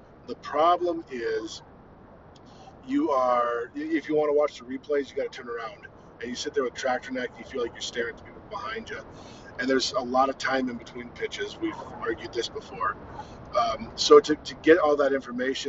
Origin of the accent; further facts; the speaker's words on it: Iowa, United States; we're from Iowa, and we just came out of winter